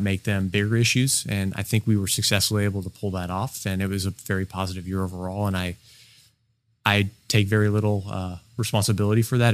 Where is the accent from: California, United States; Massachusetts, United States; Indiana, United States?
California, United States; Alameda; I'm originally from Alameda. I was born there